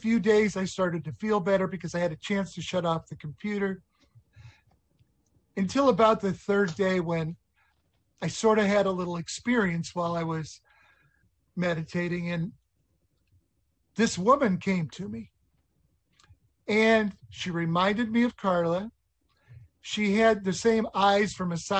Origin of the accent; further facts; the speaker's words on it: Nebraska, United States; I was from Nebraska